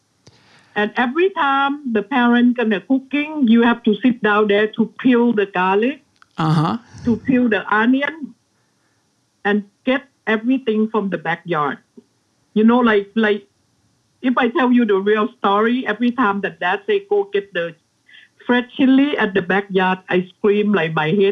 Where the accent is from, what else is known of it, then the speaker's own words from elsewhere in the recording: Pak Phanang, Nakhon Si Thammarat, Thailand; English is a second language; moved away as an adult; also born or lived in Songkhla, Thailand / Bangkok, Thailand; now in Los Angeles, United States; That was my hometown